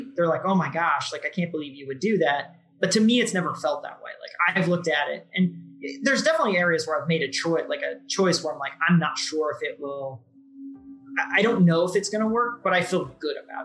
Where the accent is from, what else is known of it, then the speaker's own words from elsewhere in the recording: Jefferson City, Missouri, United States; So I grew up in Jeff City, Missouri, which is the capital of Missouri.